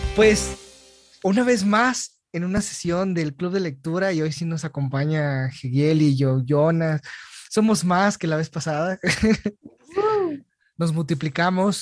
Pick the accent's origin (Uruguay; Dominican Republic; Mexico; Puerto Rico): Mexico; Ciudad Juárez, Chihuahua; moved away; andaba de Ciudad Juárez, yo dije, oh, mi tierra